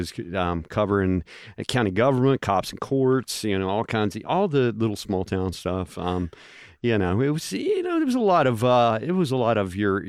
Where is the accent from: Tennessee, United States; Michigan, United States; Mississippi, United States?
Tennessee, United States; Powell; moved away as an adult; also born or lived in McMinnville, Tennessee / Myrtle Beach, South Carolina; I was born and raised in Powell, actually.